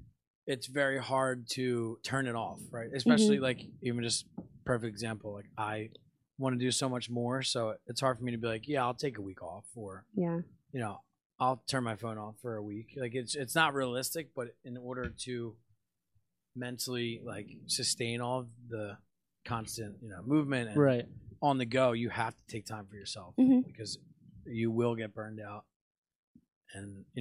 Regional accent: Bucks County, Pennsylvania, United States; now in Philadelphia, United States; I grew up in Bucks County

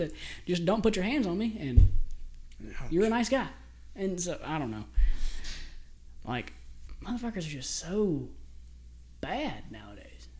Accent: Mississippi, United States; do you realize growing up in Mississippi?

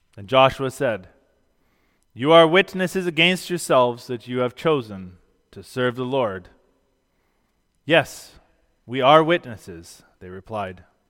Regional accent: Canada; Being a Christian is more fundamental to my identity than being Canadian

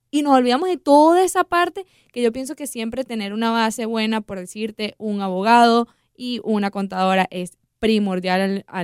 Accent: Venezuela; yo voy a hablar eh, como venezolana, hemos visto cómo personas venezolanas han crecido su negocio de unas maneras increíbles

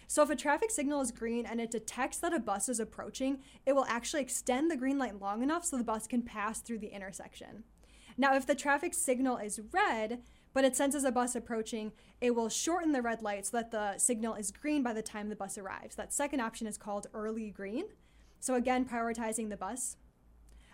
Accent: Detroit, Michigan, United States; where I grew up in Detroit, there's this famous highway called Woodward

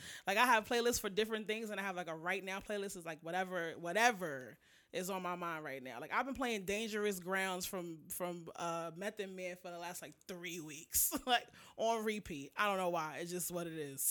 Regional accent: New York, United States; being from New York

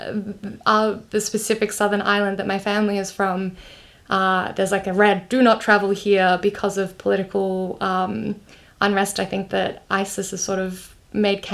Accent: Melbourne, Victoria, Australia; I grew up in Australia

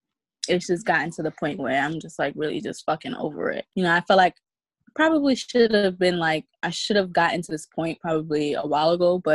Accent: New York City, New York, United States; I'm from Queens. You know, I grew up in Queens. I was born and raised in Queens.

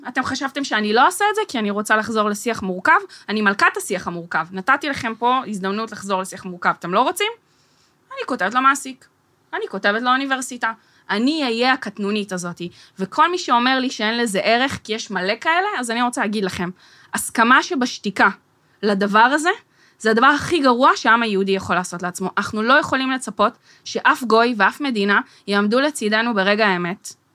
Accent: Herzliya, Tel Aviv District, Israel; ואני גדלתי בהרצליה

